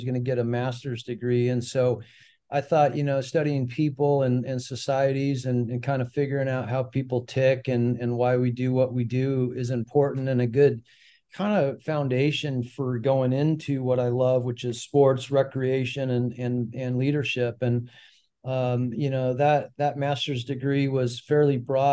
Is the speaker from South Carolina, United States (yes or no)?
no; Prescott, Arizona, United States; we grew up in Prescott, Arizona